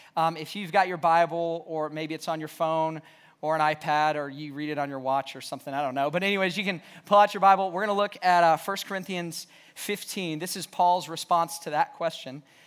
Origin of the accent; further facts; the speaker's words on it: the South, United States; growing up in the South, we went to church.